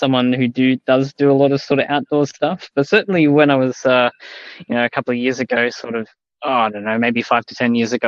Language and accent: English; Australia; as an Australian